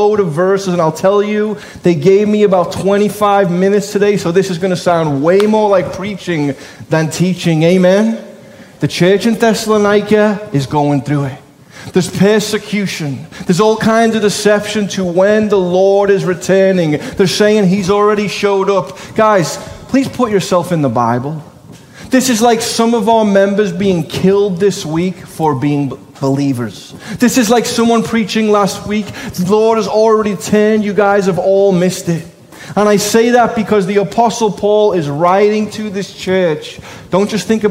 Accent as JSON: {"language": "English", "town": "Liverpool", "region": "North West England", "country": "United Kingdom", "said": "I'm a Scouser"}